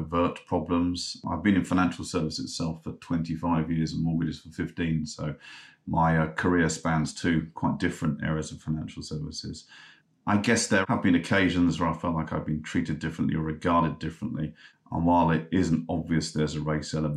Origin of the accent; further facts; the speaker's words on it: London, United Kingdom; If you ask me where I'm from and I tell you I'm from North London, then I'm from North London